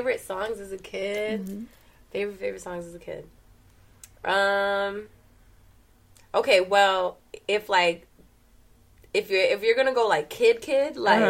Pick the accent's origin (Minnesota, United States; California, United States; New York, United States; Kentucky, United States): New York, United States; New York City; I'm from Brooklyn, New York, specifically East New York. Born to Dominican parents, like Dominican, you know, family, heritage, all that, but a New Yorker